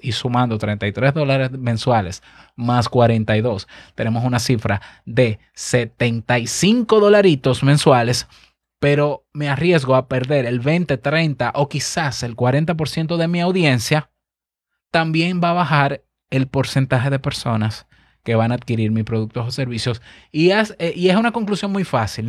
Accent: Dominican Republic

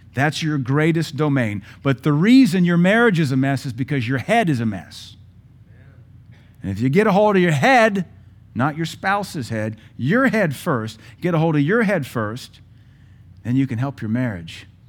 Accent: United States; I'm a U S citizen

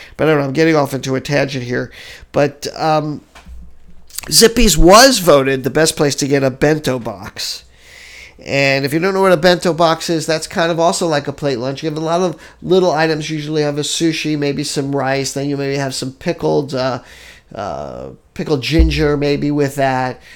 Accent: Hawaii, United States; we're from Hawaii. We live here.

